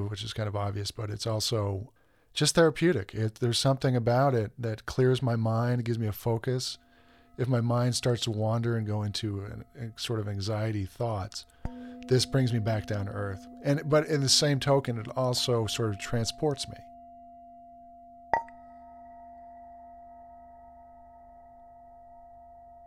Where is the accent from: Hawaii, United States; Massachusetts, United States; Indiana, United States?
Massachusetts, United States; Boston; moved away as an adult; also born or lived in Washington, D.C.; now in Tucson, United States; I'm originally from Boston. I grew up there.